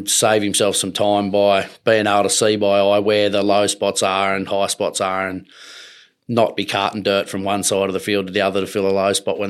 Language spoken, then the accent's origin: English; Gunnedah, New South Wales, Australia; now in Queensland, Australia; I'm from Gunnedah, New South Wales originally. My family's got cattle and broadacre grain crop country there.